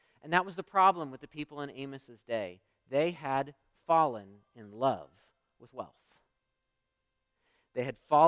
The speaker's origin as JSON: {"language": "English", "country": "United States", "said": "as American Christians"}